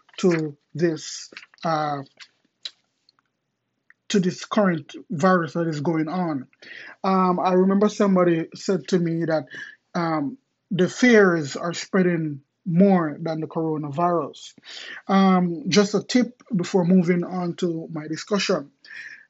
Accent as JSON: {"language": "English", "region": "Kingston", "country": "Jamaica", "tie": "born or raised there", "said": "I remember growing up in Jamaica, in Southside, Kingston, Jamaica"}